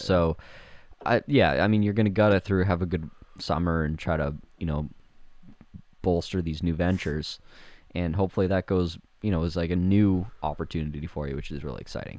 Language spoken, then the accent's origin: English; Winkler, Manitoba, Canada; half of Winkler is whatever, my hometown, fifteen thousand people